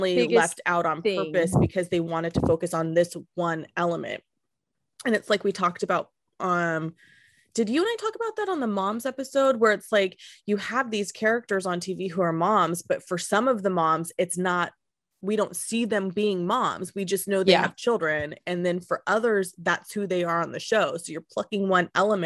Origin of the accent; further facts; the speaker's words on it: Modesto, California, United States; growing up in Modesto, California, your blackness isn't the same as growing up in Oakland